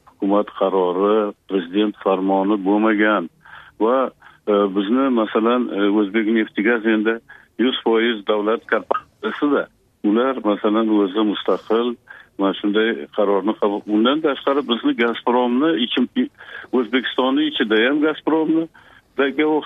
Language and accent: Uzbek; Uzbekistan